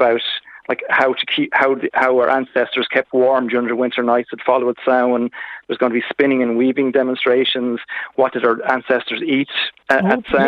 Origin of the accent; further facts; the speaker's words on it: Kilkenny, Leinster, Ireland; moved away; I'm from Kilkenny originally